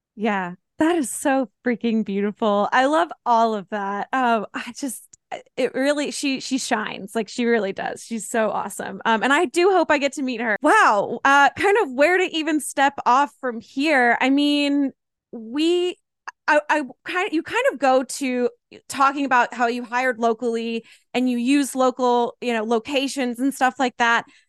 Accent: Asheville, North Carolina, United States; I grew up in the Asheville area

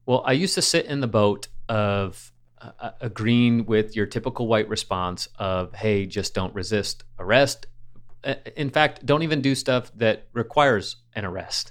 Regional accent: Michigan, United States; growing up in Michigan, we went to Cedar Point

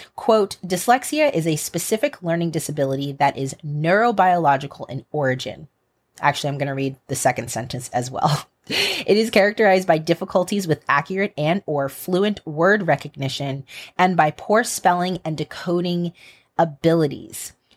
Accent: United States; an American and as an American educator

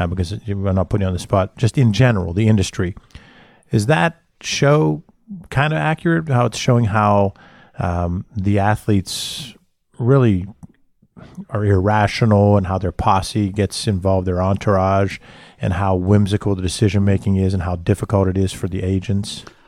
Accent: Johnstown, Pennsylvania, United States; I'm loyal to the people that I grew up with in Johnstown

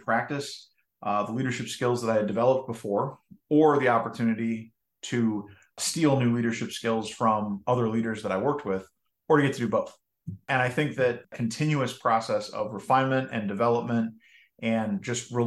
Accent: just outside of Minneapolis, Minnesota, United States; I grew up in Minnesota, just outside of Minneapolis

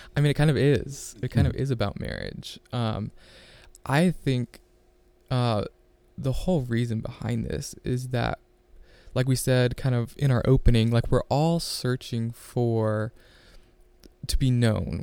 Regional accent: Ohio, United States; I'm from Ohio. Uh, grew up on a farm

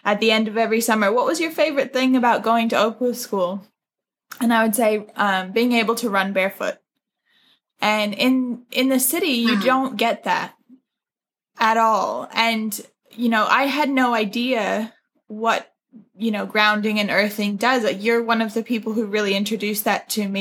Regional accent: New York, United States; also born or lived in New Zealand; now in Brisbane, Australia; I'm obviously originally from New York, the States, and my mom is Kiwi, British Kiwi.

